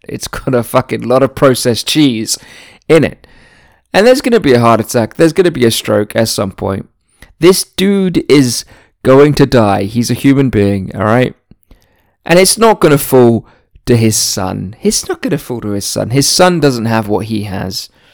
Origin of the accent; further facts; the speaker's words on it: United Kingdom; I was born in Britain